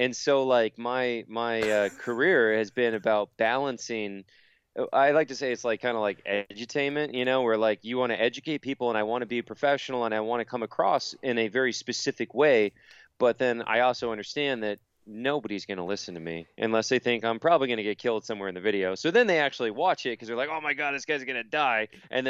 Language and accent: English; Palm Bay, Florida, United States; Yeah, so I'm from Palm Bay in Central Florida, and mm-hmm. I grew up there.